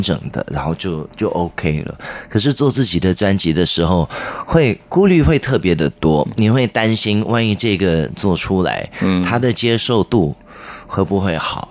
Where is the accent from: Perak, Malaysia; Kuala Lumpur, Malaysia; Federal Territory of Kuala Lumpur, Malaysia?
Perak, Malaysia; Ipoh; also born or lived in Malacca, Malaysia; 我虽然在马六甲出生，可是我长大是在怡宝，在，哦。在另外一个州属